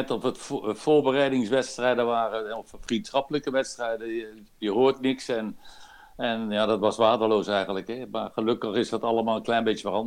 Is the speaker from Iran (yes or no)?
no; Netherlands; now in Belgium; Ik ben wel Nederlander, maar ik ben Belg geworden al, al hele tijd.